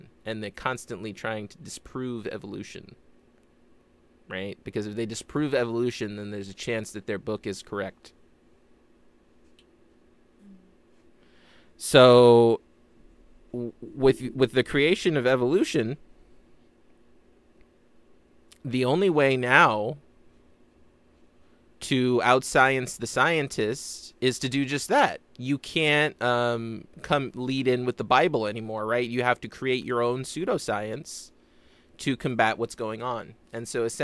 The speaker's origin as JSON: {"language": "English", "country": "United States", "tie": "born or raised there", "said": "I grew up in America"}